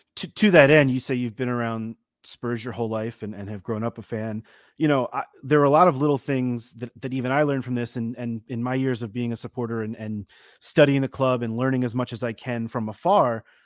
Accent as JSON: {"language": "English", "country": "United States"}